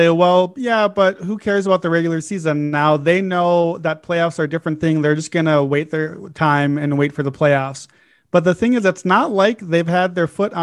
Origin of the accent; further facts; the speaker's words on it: Chicago, Illinois, United States; My hometown Chicago